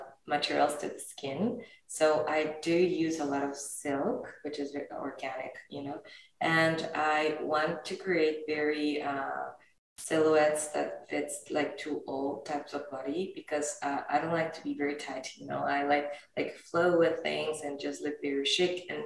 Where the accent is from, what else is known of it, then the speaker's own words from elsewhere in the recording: Mexico; I'm from Mexico